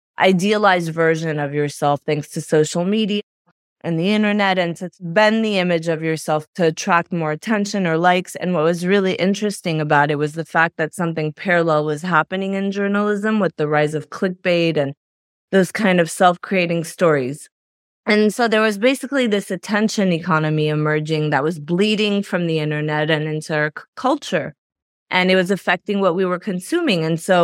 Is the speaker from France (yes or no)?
yes; France; also born or lived in Belgium; I was raised in France and Belgium, and I went to NYU, and I thought I was going to be a journalist